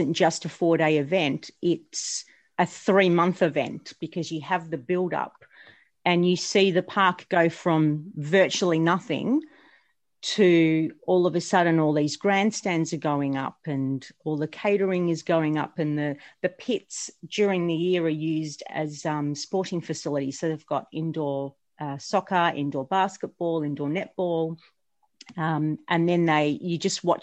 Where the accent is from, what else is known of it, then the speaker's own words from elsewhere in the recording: Australia; being an Australian McLaren fan